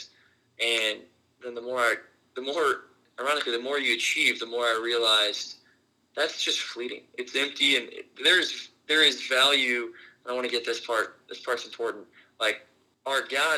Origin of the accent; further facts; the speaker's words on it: Houston, Texas, United States; moved away; I was from Houston as well.